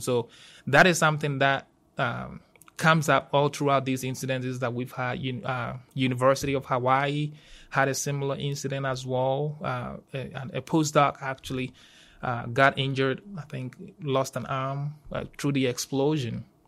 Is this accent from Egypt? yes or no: no; Ghana; moved away as an adult; also born or lived in Georgia, United States; now in Auburn, United States; I'm originally from Ghana, West Africa